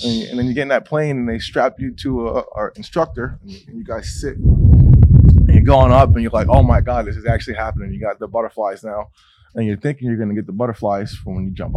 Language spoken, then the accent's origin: English; New England, United States; I go to my hometown in New England and I can ride around my street like, oh, that's where I went to school